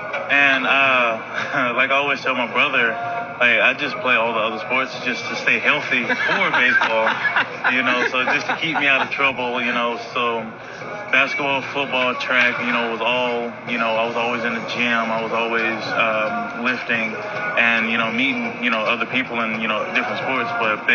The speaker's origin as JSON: {"language": "English", "region": "Southern United States", "country": "United States", "said": "because I'm only one from the South."}